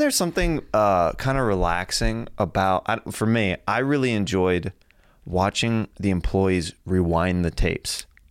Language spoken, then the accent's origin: English; Kansas, United States; I'm from Kansas, we had tornado drills as well